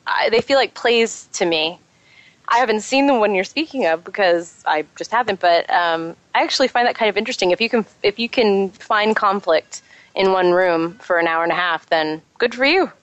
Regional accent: Texas, United States; we're from Texas too

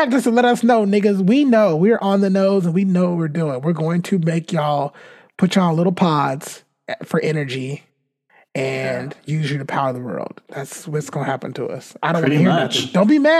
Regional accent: California, United States; We're from California. So, yeah.

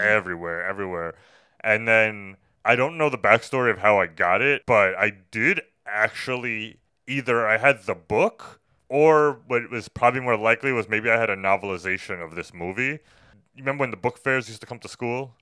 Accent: New York City, New York, United States; just being a New Yorker

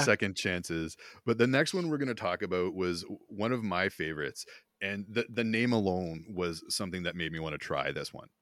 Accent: Smiths Falls, Ontario, Canada; I grew up near Smith Falls, Ontario

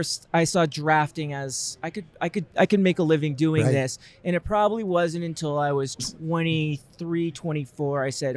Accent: United States; moved away as an adult; also born or lived in Queens, New York City / New Jersey / Connecticut / Long Island; now in Portland, United States; Yeah. So I grew up in New York, suburbs. That means Connecticut, Long Island, New Jersey. I went to high school in New Jersey.

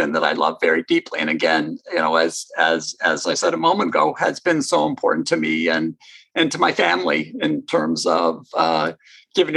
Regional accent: Ontario, Canada; moved away as an adult; now in United States; I grew up in Canada

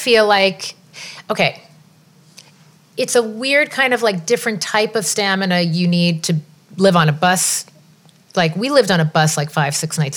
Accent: Long Island, New York, United States; moved away; also born or lived in London; I'm from Long Island

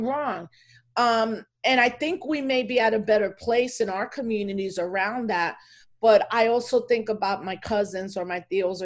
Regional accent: Elmsford, New York, United States; first language Spanish; English is a second language; also born or lived in Bronx, New York; now in Albany, United States; I was born in the Bronx, and then when I was 8, mom and dad moved us to Westchester County.

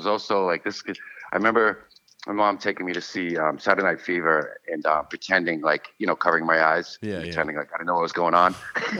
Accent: Boston, Massachusetts, United States; Pretty much Jamaica Plain, Roxbury, a little bit of both.

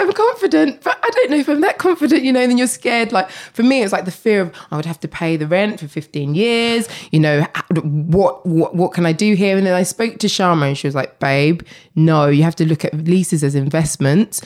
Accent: Essex, East of England, United Kingdom; I grew up in Essex

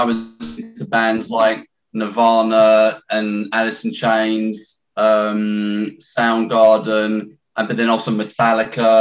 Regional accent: London, United Kingdom; now in Essex, United Kingdom; I'm from London. I was born in London

